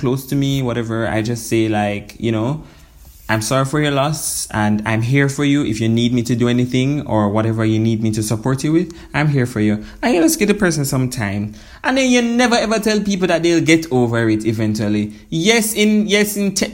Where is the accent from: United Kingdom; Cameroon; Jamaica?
Jamaica